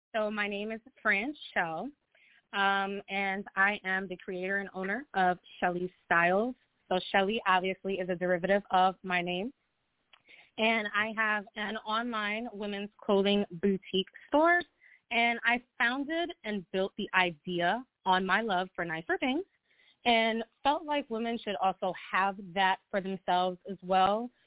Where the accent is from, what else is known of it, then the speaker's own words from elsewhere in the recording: Long Island, New York, United States; I'm from Long Island